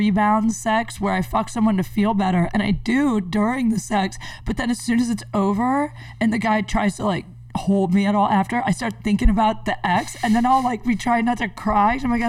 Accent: Canton, Ohio, United States; Yeah, Ohio. That's why. I'm from Canton.

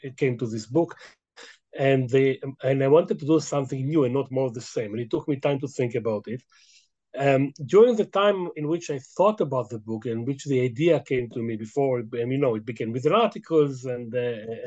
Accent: Israel; English is a second language; I'm a very native Israeli, I should confess. I mean, English is my second language

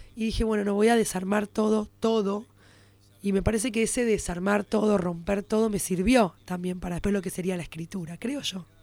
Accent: Buenos Aires, Argentina; Y además soy judía porteña, clase media.

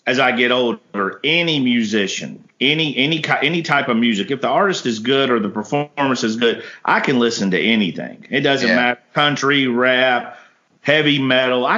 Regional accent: the South, United States; I'm from the South

